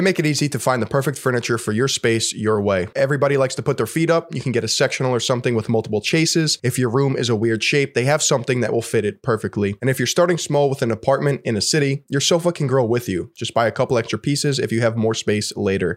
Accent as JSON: {"language": "English", "region": "New York", "country": "United States", "said": "I'm a New Yorker."}